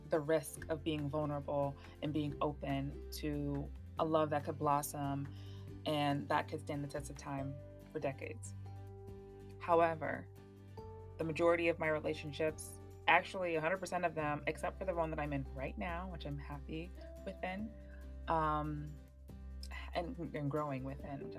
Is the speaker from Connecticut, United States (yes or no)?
no; Miami, Florida, United States; I was born and raised in South Florida.